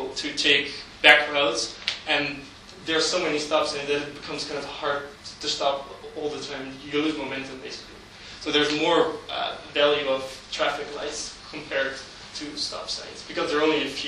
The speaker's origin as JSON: {"language": "English", "town": "Amsterdam", "region": "North Holland", "country": "Netherlands", "tie": "born or raised there", "said": "my hometown, Amsterdam, located in the center of the Netherlands"}